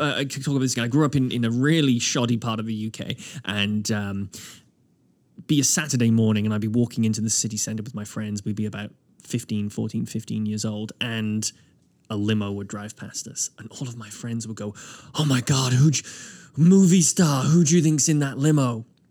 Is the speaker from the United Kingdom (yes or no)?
yes; Wales, United Kingdom; now in Nova Scotia, Canada; I grew up in Wales